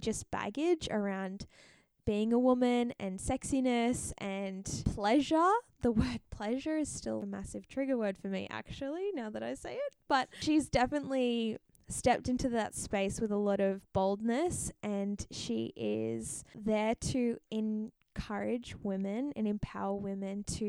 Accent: Pacific Northwest, United States; also born or lived in California; now in Portland, United States; So I am from the Pacific Northwest of the United States. So I was born in California, but now I live in Oregon, Portland, Oregon.

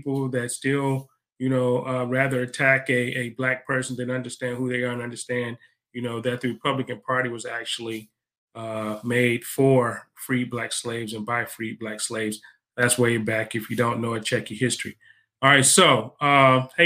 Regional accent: United States; I'm from America. I'm not from Africa

